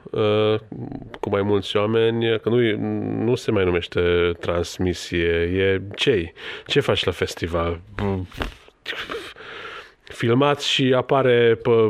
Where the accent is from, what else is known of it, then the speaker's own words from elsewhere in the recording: Romania; eu sunt din România, dar eu sunt de fapt ungur